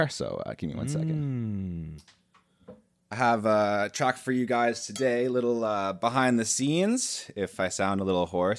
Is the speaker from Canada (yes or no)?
yes; Canada; I'm a Canadian guy.